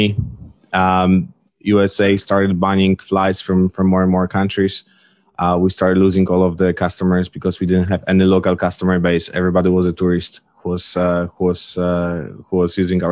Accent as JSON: {"language": "English", "town": "Leszno", "region": "Greater Poland", "country": "Poland", "tie": "born or raised there", "also_born_or_lived": "Amsterdam, Netherlands", "moved": "as an adult", "lives_now": "Palo Alto, United States", "said": "I was born and raised in Poland."}